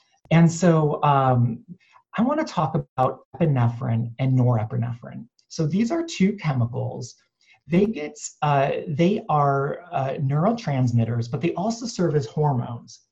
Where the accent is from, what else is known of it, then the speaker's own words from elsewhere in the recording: Cleveland, Ohio, United States; also born or lived in New York City; now in Los Angeles, United States; I was born and raised in Cleveland